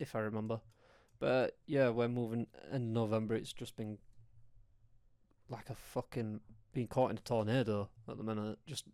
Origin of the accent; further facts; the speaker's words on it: Yorkshire and the Humber, United Kingdom; accent: strong Yorkshire; my accent's quite a strong Yorkshire accent